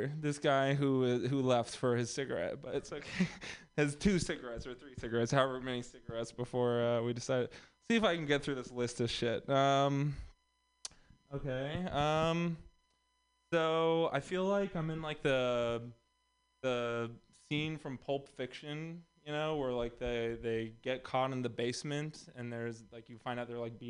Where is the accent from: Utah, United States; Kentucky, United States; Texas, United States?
Texas, United States; moved away; also born or lived in Los Angeles; I'm also from Texas